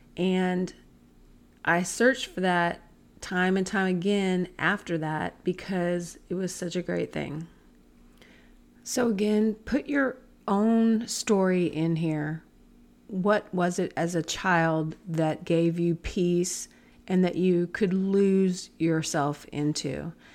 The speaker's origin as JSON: {"language": "English", "town": "Lebanon", "region": "Oregon", "country": "United States", "tie": "born or raised there", "said": "My hometown was Lebanon, Oregon"}